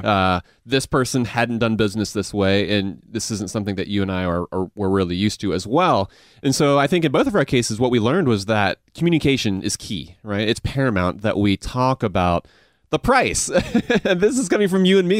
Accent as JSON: {"language": "English", "town": "Augusta", "region": "Georgia", "country": "United States", "tie": "born or raised there", "accent": "Southern mixed with Asian", "said": "I grew up in Augusta"}